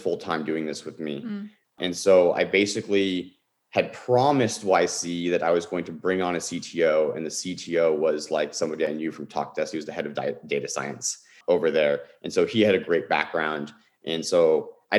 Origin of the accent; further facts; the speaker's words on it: Bay Area, California, United States; I grew up in the Bay Area